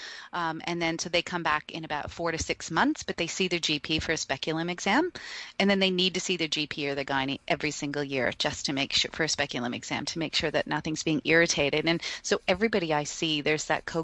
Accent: Canada; now in Australia; being Canadian, but then also living here

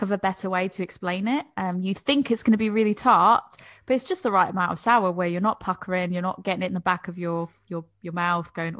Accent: United States; now in United Kingdom; as an American

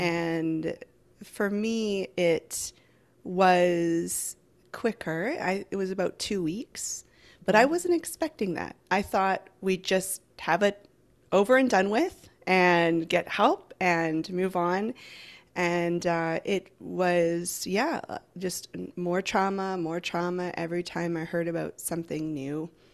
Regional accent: Vancouver Island, British Columbia, Canada; I'm from Vancouver Island in Canada.

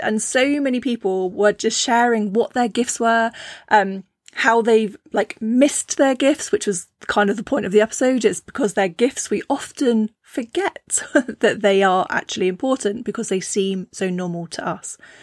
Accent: Cornwall, South West England, United Kingdom; I grew up in Cornwall, which is, you know, uh, it was a small fishing town

